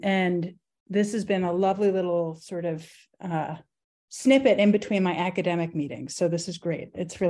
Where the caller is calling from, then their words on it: Philadelphia, Pennsylvania, United States; I'm calling in actually from South Philadelphia, from my house.